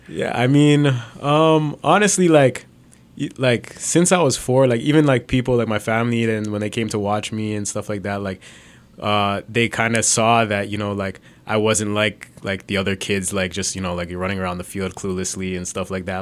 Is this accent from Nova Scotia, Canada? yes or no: no; Brampton, Ontario, Canada; I was born in Canada. I grew up in Brampton